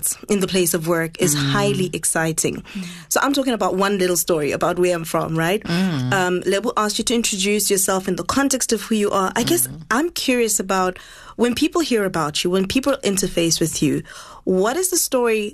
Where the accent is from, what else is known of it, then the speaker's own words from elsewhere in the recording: Botswana; I grew up in Botswana